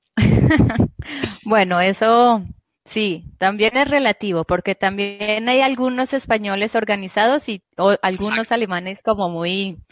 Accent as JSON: {"language": "Spanish", "region": "Bogotá", "country": "Colombia", "moved": "as an adult", "lives_now": "Laval, France", "said": "no soy española, soy colombiana"}